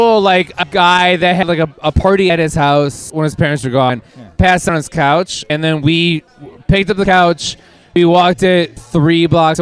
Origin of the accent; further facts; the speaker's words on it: Wisconsin, United States; I'm from Wisconsin